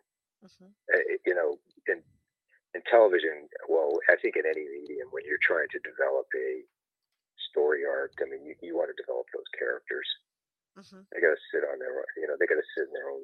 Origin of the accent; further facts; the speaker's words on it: Canada; moved away as an adult; now in United States; I'm Canadian, I'm originally from there.